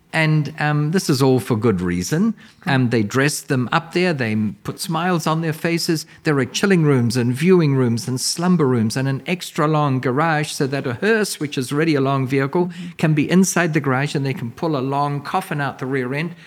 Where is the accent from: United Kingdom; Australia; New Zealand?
New Zealand; now in United States; I'm from New Zealand originally.